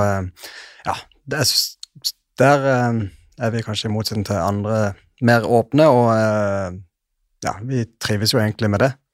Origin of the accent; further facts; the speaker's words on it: Sørlandet, Norway; Jeg er jo en ekte sørlending